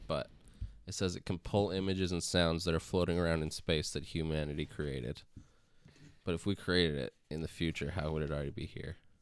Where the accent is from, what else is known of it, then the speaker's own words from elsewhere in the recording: Canada; we're Canada. We're basically American.